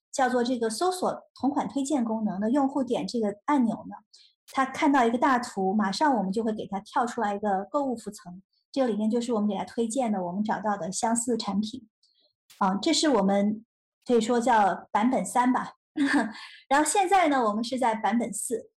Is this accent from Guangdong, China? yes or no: yes; Shenzhen, Guangdong, China; moved away as an adult; also born or lived in Nanjing, Jiangsu; 八岁的时候移民到深圳，然后在深圳考了中国数学奥林匹克的金牌